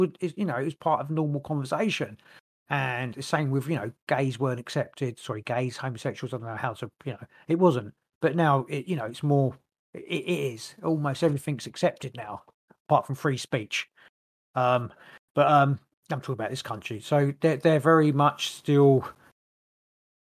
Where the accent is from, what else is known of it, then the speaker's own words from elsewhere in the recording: England, United Kingdom; I'm English